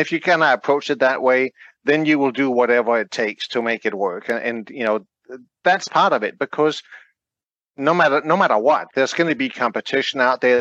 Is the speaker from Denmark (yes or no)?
yes; Denmark; now in United States; I'm from Denmark.